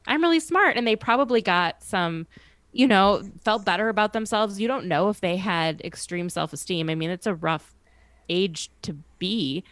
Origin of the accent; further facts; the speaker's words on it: Minneapolis, Minnesota, United States; moved away; Minneapolis, Minnesota